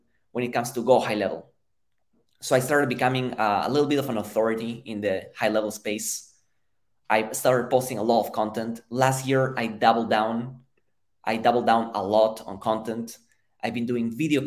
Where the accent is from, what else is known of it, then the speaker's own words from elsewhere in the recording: Lima, Peru; moved away as an adult; now in United States; So I'm originally from Peru, from Lima, Peru. I've been in the US for 7 years